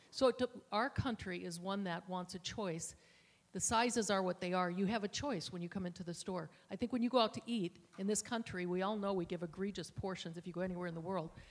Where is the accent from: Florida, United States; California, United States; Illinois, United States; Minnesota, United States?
Minnesota, United States; I grew up in Minnesota